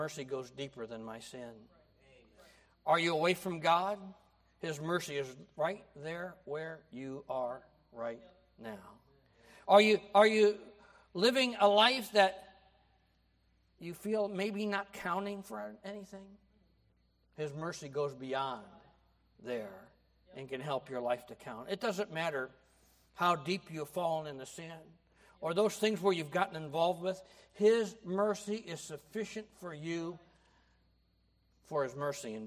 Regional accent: United States; I grew up in America

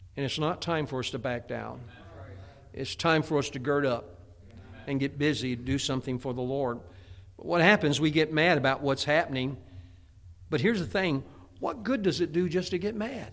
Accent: Chicago, Illinois, United States; now in Pennsylvania, United States; I grew up in the Chicagoland area

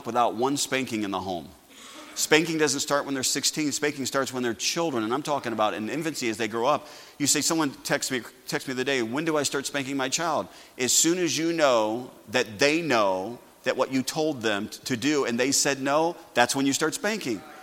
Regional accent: United States; I'm still glad I'm an American

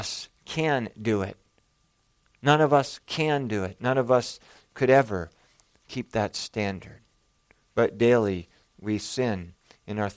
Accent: Bismarck, North Dakota, United States; the hospital I was born in Bismarck, North Dakota

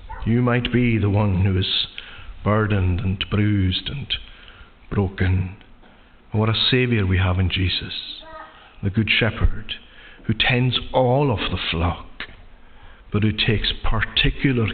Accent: Lewis, Scotland, United Kingdom; Growing up in Lewis

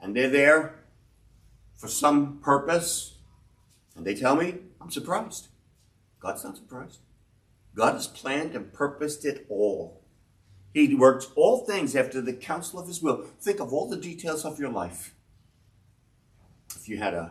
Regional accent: New York City, New York, United States; I grew up in Brownsville. 336 Blake Avenue was the first address I wrote down in my school papers.

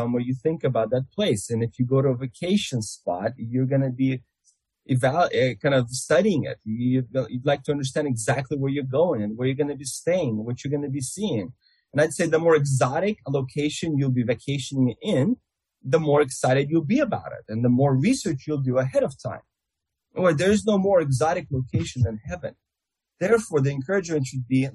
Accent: Russia; accent: Russian; my Russian accent

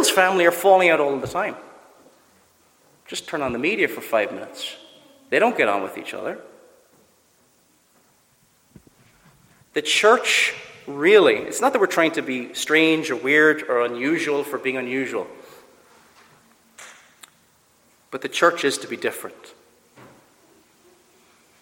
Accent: Cork, Munster, Ireland; I'm from Cork, I do certain things that are very typical of Cork people

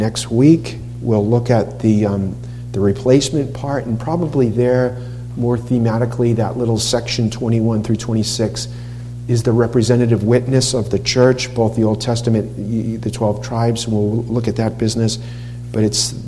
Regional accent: Massachusetts, United States; When I grew up in Massachusetts

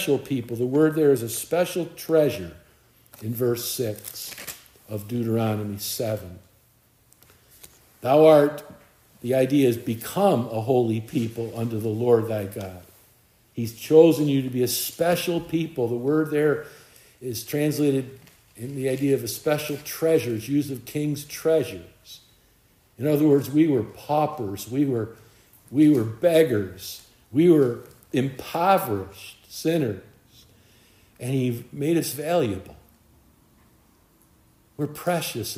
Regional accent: United States; I'm an American.

